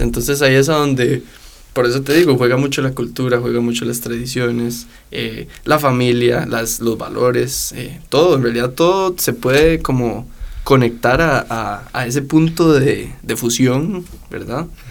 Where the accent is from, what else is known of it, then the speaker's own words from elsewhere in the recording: Costa Rica; uno como tico